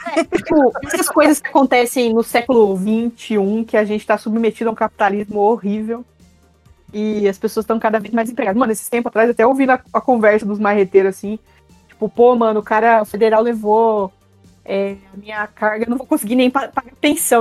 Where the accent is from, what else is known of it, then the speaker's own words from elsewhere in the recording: interior of São Paulo, Brazil; now in São Paulo, Brazil; eu vim do interior de São Paulo, aí eu vim mudar pra São Paulo